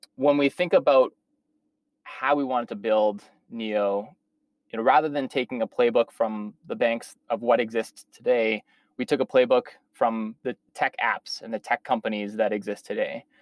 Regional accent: Saskatchewan, Canada; moved away as an adult; also born or lived in Toronto / New York; I was born and raised in Saskatchewan, so I'm a, a prairie boy at heart

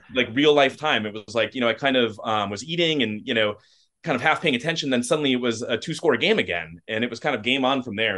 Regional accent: Forest Lake, Minnesota, United States; I grew up in Forest Lake, so, you know, of course, uh, grew up as a Vikings fan

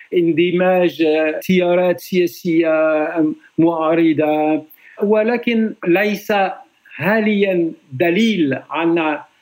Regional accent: France; Arabic is a second language; أنا فرنسي

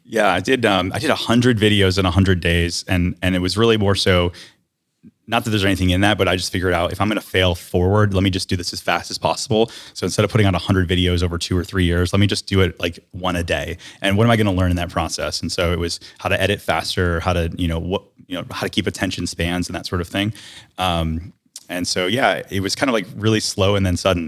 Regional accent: Detroit, Michigan, United States; moved away as an adult; now in Winter Garden, United States; I grew up in Detroit, Michigan

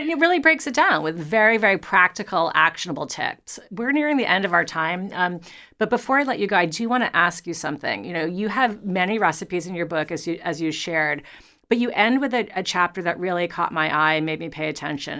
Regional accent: New York, United States; I'm a New Yorker

